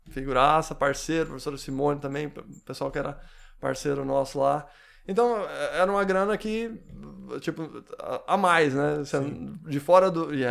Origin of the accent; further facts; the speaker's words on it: Presidente Venceslau, São Paulo, Brazil; also born or lived in São José dos Campos; now in Tupi Paulista, Brazil; eu nasci em Venceslau. Ah, sim. Nasci sim, em Venceslau.